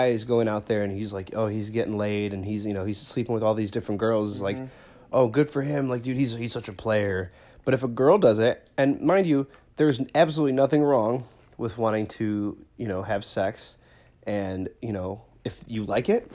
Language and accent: English; Bridgeview, Illinois, United States; I grew up in Bridgeview, Illinois, which is the next town over